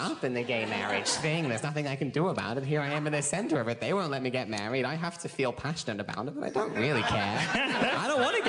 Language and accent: English; Brisbane, Queensland, Australia; now in Sydney, Australia; I'm from Brisbane